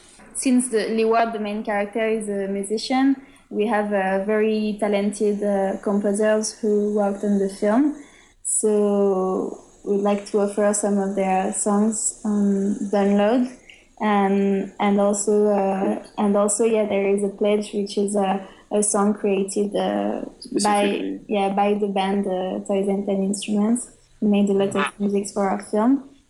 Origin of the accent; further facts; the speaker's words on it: France; English is a second language; And for travels, because we come all the way from France to go to Austin